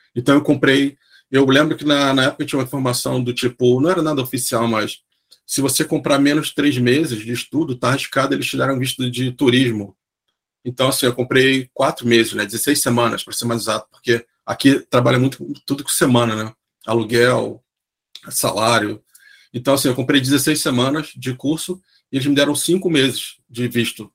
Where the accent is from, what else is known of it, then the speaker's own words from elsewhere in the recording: Rio de Janeiro, Brazil; moved away as an adult; also born or lived in Santos / Sydney; now in Wollongong, Australia; eu sou do Rio